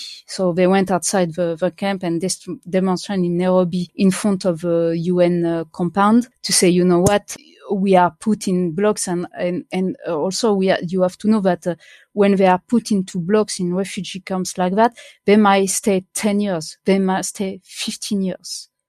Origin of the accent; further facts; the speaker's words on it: France; born there; I was born in France where at the moment where it stopped being illegal, kind of, yeah.